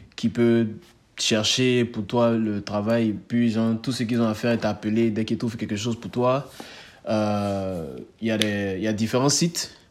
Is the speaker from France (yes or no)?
no; Côte d’Ivoire; moved away as an adult; now in United States; on est ivoirien, hein. on est ivoirien